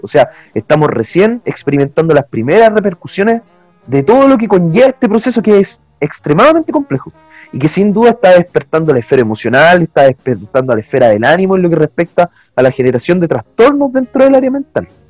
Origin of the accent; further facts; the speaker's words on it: Chile; nosotros como chilenos